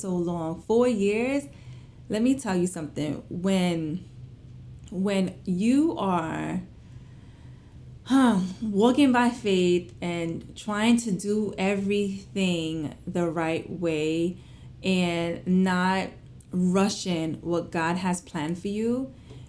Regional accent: New York City, New York, United States; I was born and raised in Flatbush, Brooklyn

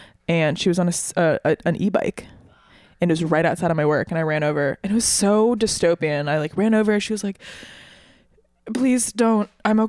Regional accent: St. Paul, Minnesota, United States; now in Brooklyn, United States; I'm from Minnesota, the Twin Cities, St. Paul specifically.

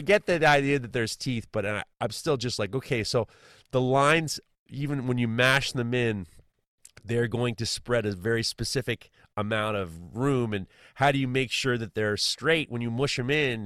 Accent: United States; as an American

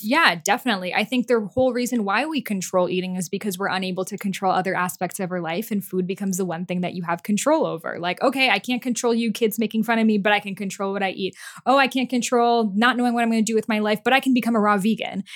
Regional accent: Boston, Massachusetts, United States; English is a second language; I grew up in Boston

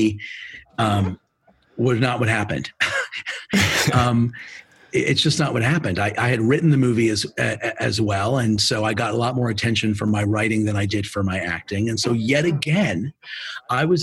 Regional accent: New York City, New York, United States; moved away as an adult; now in Los Angeles, United States; I grew up in New York

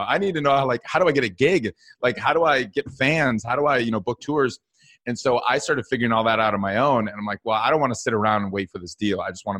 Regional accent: Madison, Wisconsin, United States; Yeah, so I grew up in Madison, Wisconsin, but I actually moved to Minneapolis Music Hub, where Prince is from, for school.

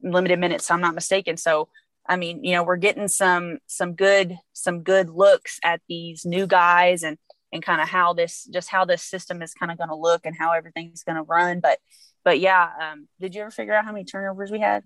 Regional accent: Louisville, Kentucky, United States; now in California, United States; I'm from Kentucky

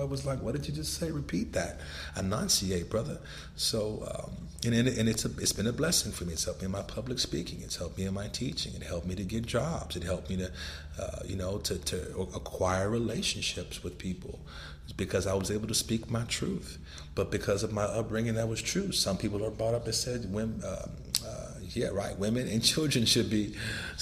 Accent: Los Angeles, California, United States; I was born in Los Angeles, California, when gang banging and drug dealing was destroying the communities there

